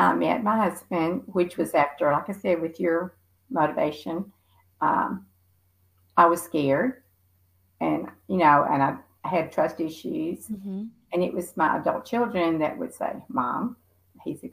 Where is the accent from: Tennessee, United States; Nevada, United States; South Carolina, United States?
Tennessee, United States; right outside of Nashville; I am from Tennessee and right outside of Nashville